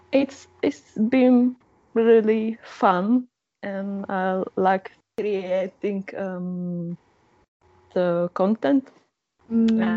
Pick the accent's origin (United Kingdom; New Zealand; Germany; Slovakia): Slovakia; English is a second language; also born or lived in Slovenia; I can understand Slovene quite good, although I'm not speaking it. Um, because I'm from Slovakia and the, the language is uh, really similar, and I got used uh, to it when